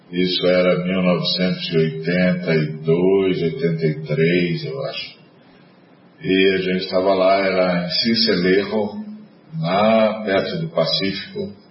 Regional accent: Brazil; a hora que eles viram que eu era brasileiro

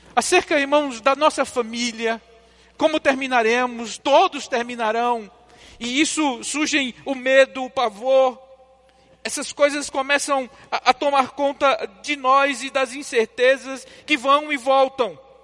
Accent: João Pessoa and Recife, Northeast Brazil, Brazil; moved away; visitando minha terra, João Pessoa e Recife. Fui lá renovar o sotaque

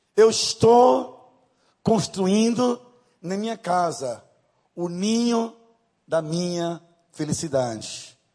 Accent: Northeast Region, Brazil; accent: Nordeste; Vou usar uma linguagem bem nordestina, me perdoem, mas eu sou nordestina. Não moro. Esse sotaque não é da Suíça, né, de Nova York, é de Nordeste mesmo

